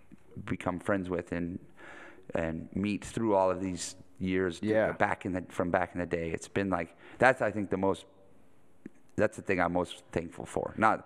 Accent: Pacific Northwest, United States; Growing up in the Northwest in the 90s was like, it was like the 50s for rock and roll.

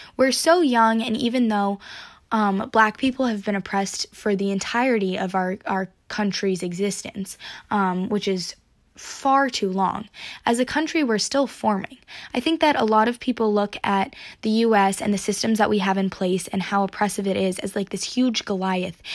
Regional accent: Durham Chapel Hill area, North Carolina, United States; I'm from the Durham Chapel Hill area of North Carolina, which is in the South

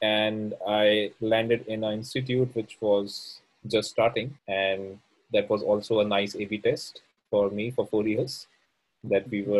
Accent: New Delhi, Delhi, India; moved away as an adult; now in Amsterdam, Netherlands; I come from India and, well, New Delhi to be more precise.

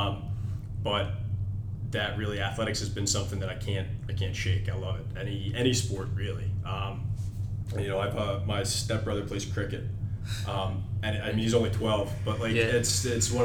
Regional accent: Philadelphia, Pennsylvania, United States; I grew up around the Philadelphia area, played ice hockey.

